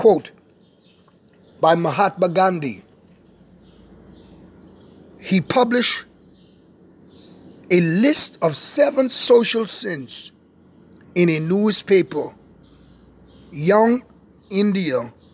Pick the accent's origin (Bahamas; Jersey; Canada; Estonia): Bahamas; my nation, my beautiful nation, Bahama Land.